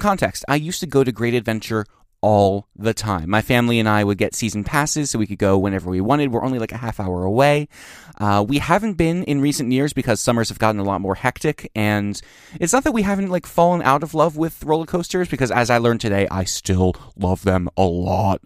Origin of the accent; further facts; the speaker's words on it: Trenton, New Jersey, United States; I grew up in Trenton, New Jersey